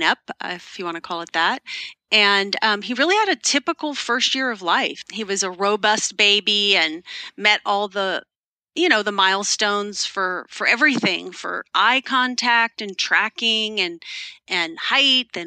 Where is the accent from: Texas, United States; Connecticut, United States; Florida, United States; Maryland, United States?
Texas, United States; moved away as an adult; now in Pacific Northwest, United States; we're from Texas, but we live in the Pacific Northwest now, and we have for 28 years